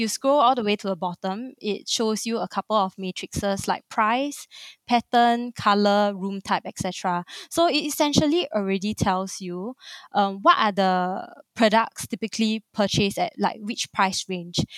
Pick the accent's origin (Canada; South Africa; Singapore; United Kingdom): Singapore; born and raised in Singapore, like a true blue Singaporean